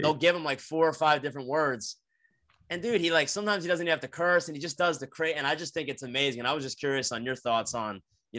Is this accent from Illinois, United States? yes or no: no; New Jersey, United States; I'm from South Jersey. So right outside of Philly.